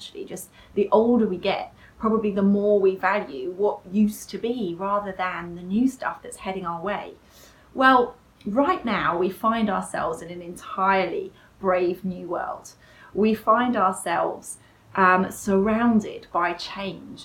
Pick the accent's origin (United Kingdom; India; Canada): United Kingdom; we're British